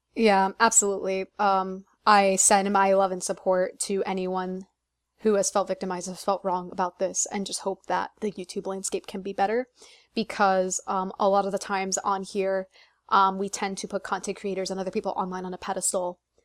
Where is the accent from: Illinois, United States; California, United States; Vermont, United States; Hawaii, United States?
Illinois, United States; Chicago; now in Philadelphia, United States; I had the chance to go to Chicago, and it was in my hometown